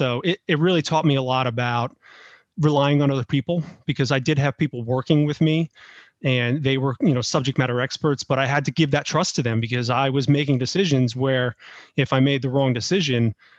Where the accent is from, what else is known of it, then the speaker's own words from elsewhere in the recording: New York, United States; now in Tampa, United States; So I have a military background, born and raised in New York. Have lived in a lot of different places, mostly in the Northeast and then throughout the South.